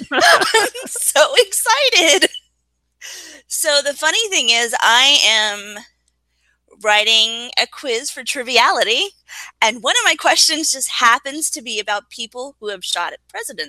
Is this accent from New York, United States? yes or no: no; Louisville, Kentucky, United States; I'm from Louisville, Kentucky.